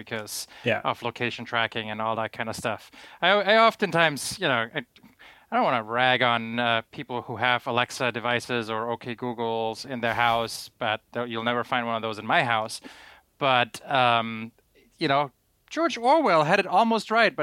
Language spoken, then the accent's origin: English; Germany; growing up in Germany in like 1993